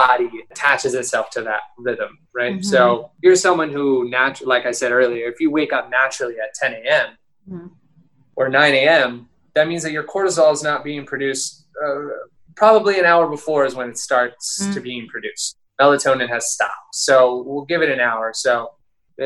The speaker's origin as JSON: {"language": "English", "town": "Phoenix", "region": "Arizona", "country": "United States", "moved": "yes", "said": "I'm from Phoenix."}